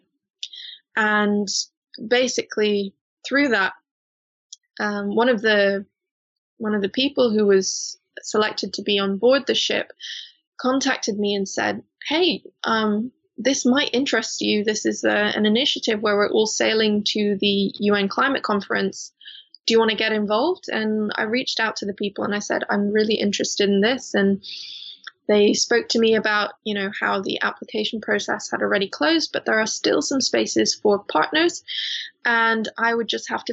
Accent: Hong Kong; now in Bristol, United Kingdom; I grew up in Hong Kong, which is a very commercial place

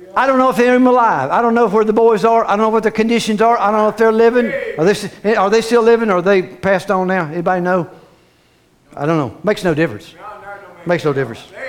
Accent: Cape Canaveral, Florida, United States; I was raised in Florida, Cape Canaveral down there.

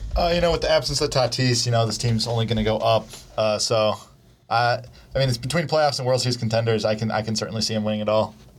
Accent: Chicago, Illinois, United States; moved away; I'm from Chicago

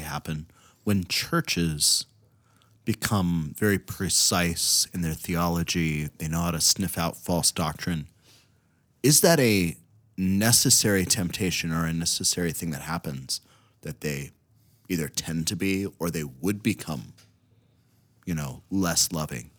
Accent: Ohio, United States; now in Minnesota, United States; growing up in Ohio

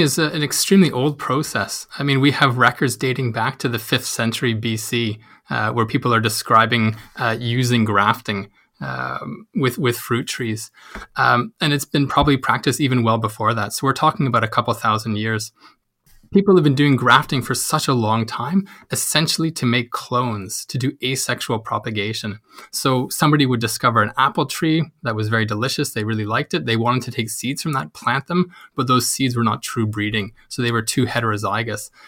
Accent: Canada; moved away as an adult; now in Uppsala, Sweden; I'm Canadian, so I've been living in Sweden for about the past three years

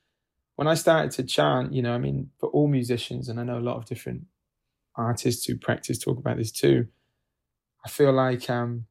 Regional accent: United Kingdom; now in New York City, United States; originally from the UK, but lived here for several years

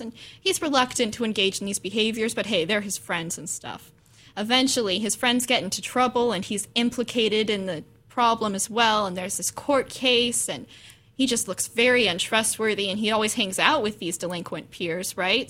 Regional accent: Corvallis, Oregon, United States; I was born in Corvallis. I grew up in this area

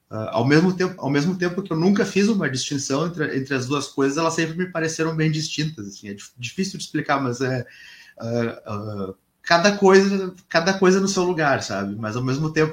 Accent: Porto Alegre, Rio Grande do Sul, Brazil; born there; E eu nasci em Porto Alegre, mas ah, a minha família é de uma cidade aqui perto, que é uma cidade chamada Tapes, que é uma cidade do interior uh, no Rio Grande do Sul

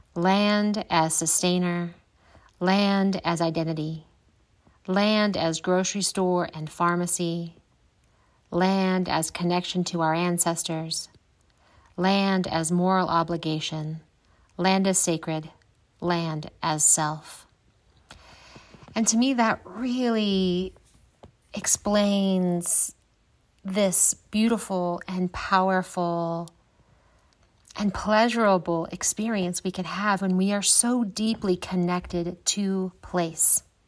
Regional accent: Midwest, United States; moved away as an adult; also born or lived in Grand Canyon, Arizona; growing up in the Midwest and not doing a whole lot of traveling

